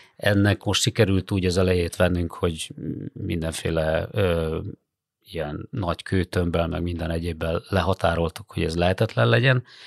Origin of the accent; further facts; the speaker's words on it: Hajdú-Bihar, Hungary; now in Budapest, Hungary; én magam is, ö, Hajdúbihar megyéből származom